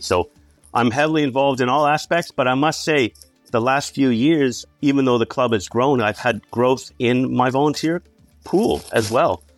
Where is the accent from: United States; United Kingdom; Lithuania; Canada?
Canada; moved away as an adult; now in Central Otago, New Zealand; as you may tell from my accent, I am Canadian